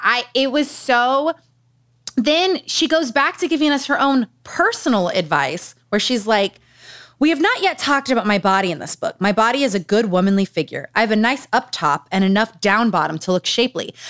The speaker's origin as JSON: {"language": "English", "region": "Utah", "country": "United States", "tie": "born or raised there", "said": "Growing up in Utah."}